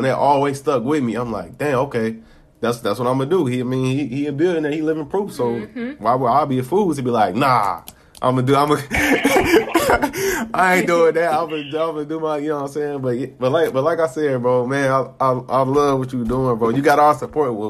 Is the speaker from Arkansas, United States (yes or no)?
no; Chicago, Illinois, United States; I'm from Chicago. A kid from Chicago